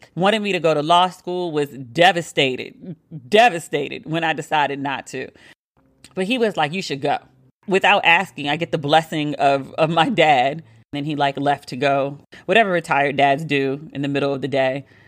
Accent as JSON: {"language": "English", "town": "Washington", "region": "District of Columbia", "country": "United States", "also_born_or_lived": "New York", "moved": "as an adult", "said": "me being back in DC"}